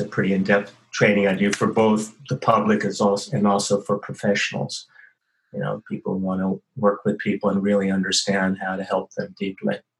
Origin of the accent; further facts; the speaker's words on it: San Francisco, California, United States; also born or lived in Santa Cruz; now in Sydney, Australia; I was born in uh, San Francisco Bay Area, and in 1954